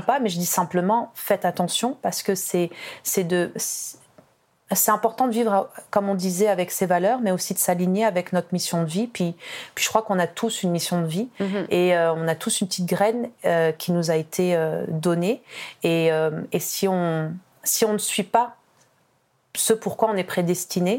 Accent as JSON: {"language": "French", "country": "France", "moved": "as an adult", "lives_now": "Quebec, Canada", "said": "en tant que Française d'origine maghrébine"}